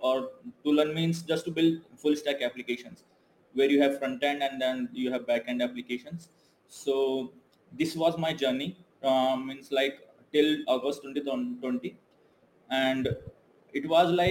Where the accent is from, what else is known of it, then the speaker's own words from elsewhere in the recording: India; moved away as an adult; now in Malaysia; I'm from India